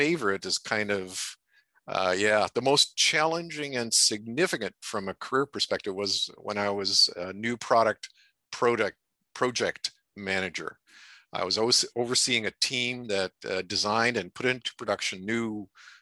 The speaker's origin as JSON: {"language": "English", "town": "Athens", "region": "Ontario", "country": "Canada", "tie": "born or raised there", "also_born_or_lived": "Brockville", "said": "I was born in Brockville. Most of my growing up was around or in Athens."}